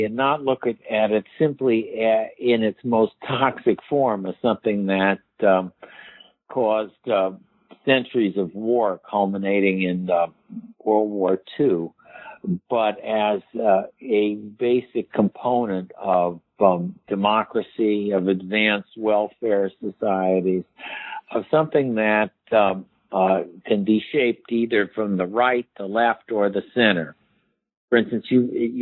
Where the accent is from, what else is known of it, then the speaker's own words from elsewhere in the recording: Chicago, Illinois, United States; I'm from Chicago and I root for the Chicago Cubs